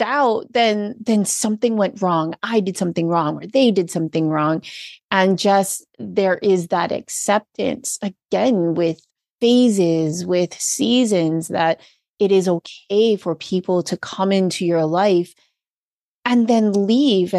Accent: Hawaii, United States; being born and raised in Hawaii

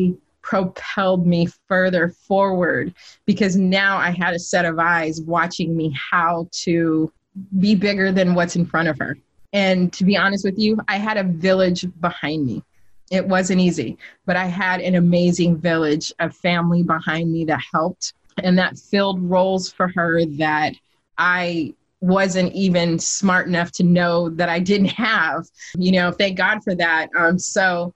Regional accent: Sacramento, California, United States; I'm from Sacramento, California

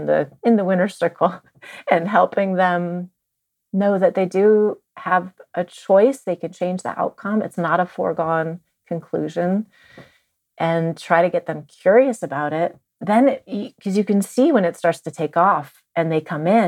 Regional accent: Marin County, California, United States; I grew up in Marin County

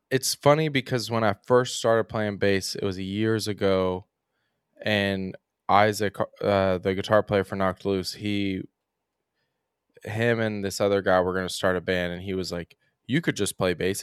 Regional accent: Oldham County, Kentucky, United States; I'm from Oldham County, which is, like, thirty minutes outside of Louisville

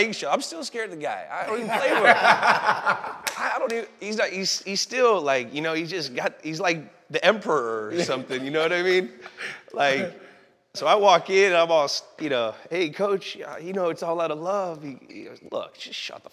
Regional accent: the Bay Area, California, United States; now in Los Angeles, United States; we're both from the Bay. We grew up like 12 miles from each other

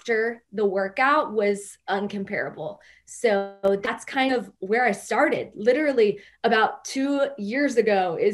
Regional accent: Louisville, Kentucky, United States; I am from Louisville, Kentucky.

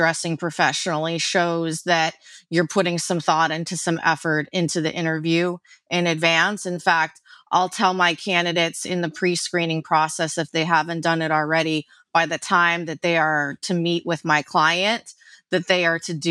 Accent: New York, United States; being a New Yorker

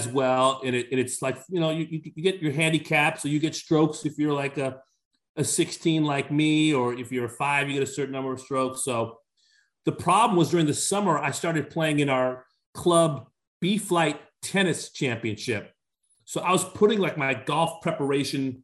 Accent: California, United States; now in Connecticut, United States; it's my native state

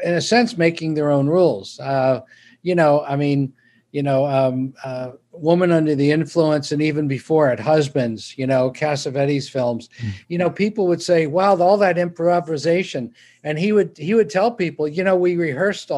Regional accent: Pennsylvania, United States; moved away as an adult; also born or lived in New York; I grew up in Pennsylvania being a Dodger fan

